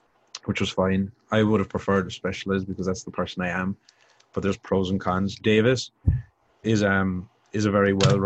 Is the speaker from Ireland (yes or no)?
yes; Ireland; moved away as an adult; coming from Ireland, because it's a small, small country.